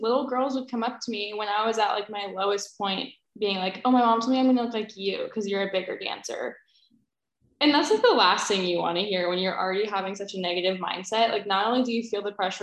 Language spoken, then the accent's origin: English; Portland, Oregon, United States; now in Eugene, United States; I'm from Portland, Oregon, but moved permanently to Eugene, Oregon after college